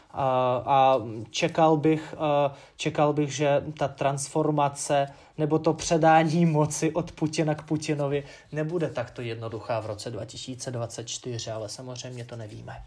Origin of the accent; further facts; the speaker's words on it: Ufa, Bashkortostan, Russia; Czech is a second language; now in Czech Republic; město svoje mám rád, Ufu